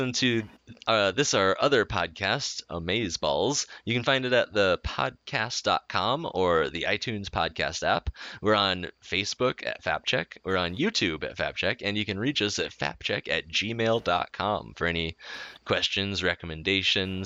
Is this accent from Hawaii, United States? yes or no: yes; Hawaii, United States; I grew up in the Pacific in Hawaii